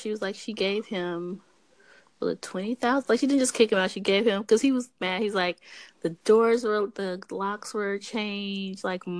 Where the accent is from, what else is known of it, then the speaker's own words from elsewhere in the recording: New York, United States; I told her she's from Philly, but I'm from New York.